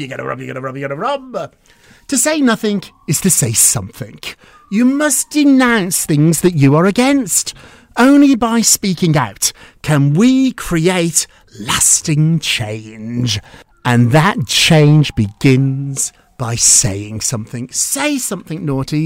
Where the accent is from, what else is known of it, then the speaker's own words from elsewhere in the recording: United Kingdom; also born or lived in Edinburgh; I'm British. I went to school in Edinburgh.